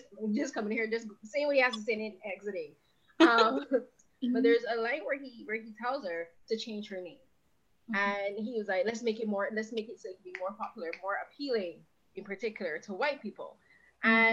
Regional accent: Barbados; I'm from Barbados

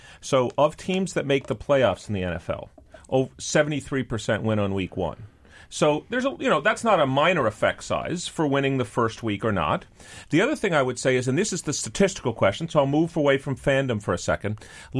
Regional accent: New York, United States; No, I'm a New Yorker. New Yorker, and I just use a lot of we.

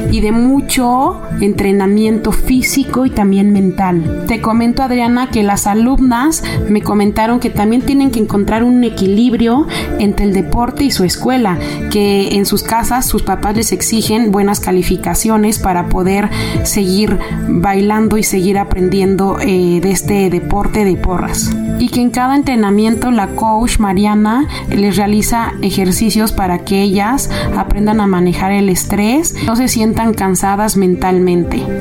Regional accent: Mexico; nos enorgullece como mexicanos

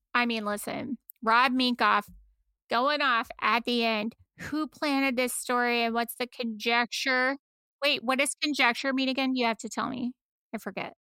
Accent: United States; we're all American

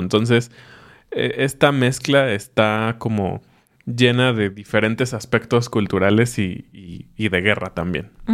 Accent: Mexico

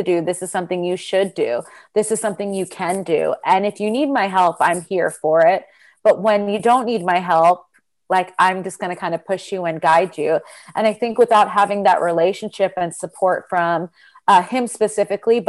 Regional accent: Freehold, New Jersey, United States; moved away as an adult; also born or lived in Brooklyn, New York; now in New York City, United States; I grew up in Freehold, New Jersey

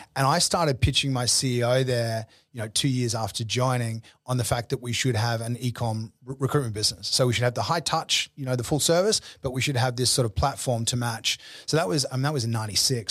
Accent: Brisbane, Queensland, Australia; moved away as an adult; also born or lived in New York; I grew up in Brisbane

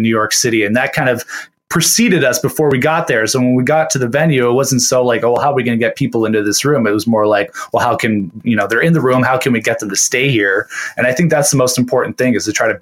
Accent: Hamilton, Ontario, Canada; I'm a born and bred Hamiltonian. I've lived here my whole life

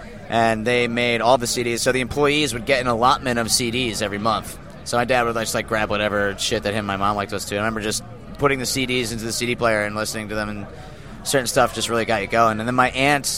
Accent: Scranton, Pennsylvania, United States; moved away as an adult; I was from Scranton

